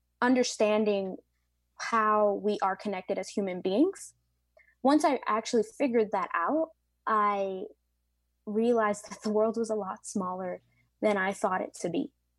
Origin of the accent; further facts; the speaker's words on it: Bronx, New York, United States; Obviously, I am from European descent, but for the most part, I have a lot more African influences in my bloodline, and obviously Latinx, and I'm actually from the Bronx, so I'm American.